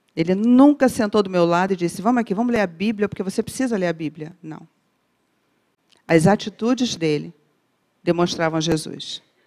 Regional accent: Rio de Janeiro, Brazil; como boa carioca

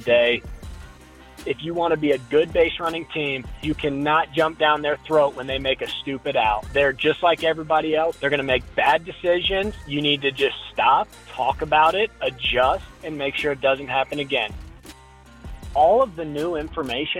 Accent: Colorado, United States; I grew up in Colorado, played high school baseball at Columbine for my old man

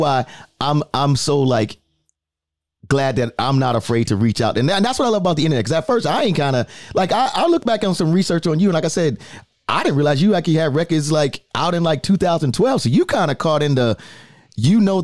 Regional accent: New York City, New York, United States; I'm from the Bronx. So I can tell you, I'm from the Bronx, New York

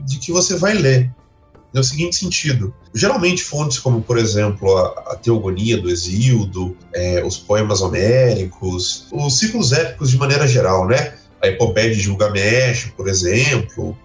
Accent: Brazil; nós brasileiros

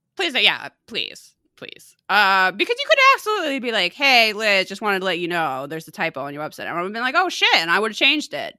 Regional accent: Chicago, Illinois, United States; I used to obsessively listen to the, uh, alternative radio station growing up in Chicago and the area, Q one oh one

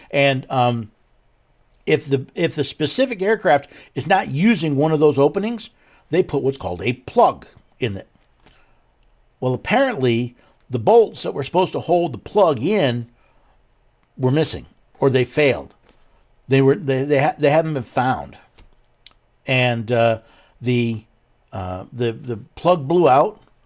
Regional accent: Northeast, United States; moved away; I was born and raised in the Northeast

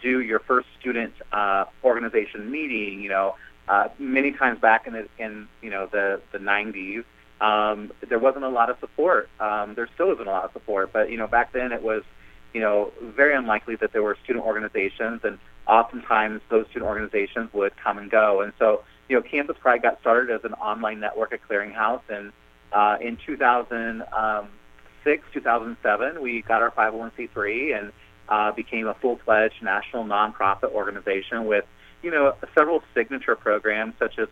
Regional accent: Kansas, United States; moved away as an adult; also born or lived in Bloomington, Indiana; where I grew up in Kansas and, you know, in rural areas of the country

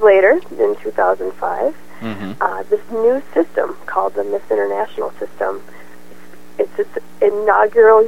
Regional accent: Minneapolis, Minnesota, United States; I'm calling from my home state, Minneapolis, Minnesota

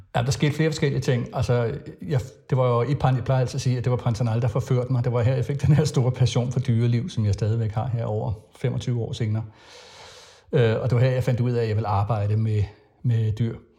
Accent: Frederiksberg, Capital Region of Denmark, Denmark; also born or lived in Jutland / Farum Midtpunkt; faktisk så blev jeg født i Jylland og havde også nogle år i Farve Midtpunkt, men altså har boet på, på Frederiksberg i det meste af min barndom

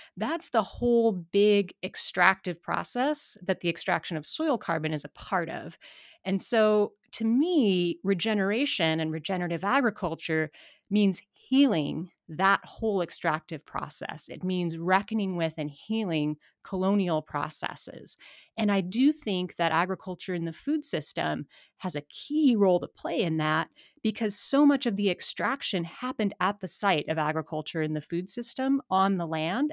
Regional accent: Missoula, Montana, United States; I'm from Montana, born and raised in Missoula.

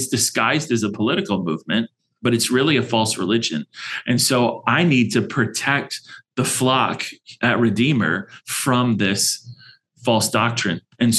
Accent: California, United States; now in Arizona, United States; and we live here in Arizona. We're transplants from California, so don't hold that against us

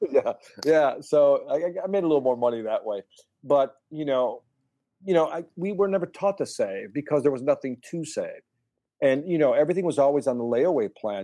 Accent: Chicago, Illinois, United States; born and raised in Chicago. My family's originally from Puerto Rico, but I was born in Chicago near the Humboldt Park area

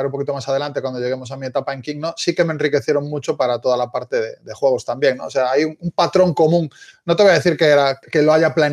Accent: Galicia, Spain; accent: Galician; now in Barcelona, Spain; no sé si aún se me sigue notando un poco el acento, pero soy gallego. Eh, llevo ya unos cuantos, unos cuantos años en Barcelona, con lo cual algo he perdido seguro.

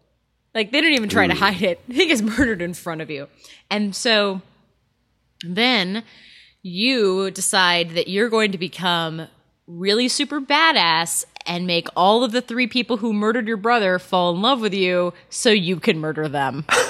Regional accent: United States; Because we're American.

